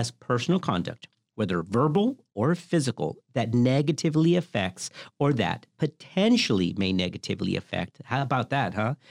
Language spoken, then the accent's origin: English; the South, United States; I grew up in the South.